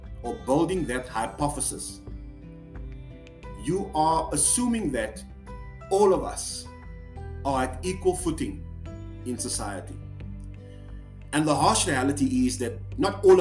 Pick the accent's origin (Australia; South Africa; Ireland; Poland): South Africa; I'm from South Africa.